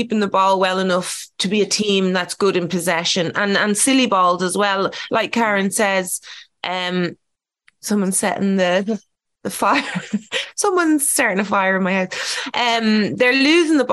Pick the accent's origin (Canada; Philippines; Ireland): Ireland; being Irish.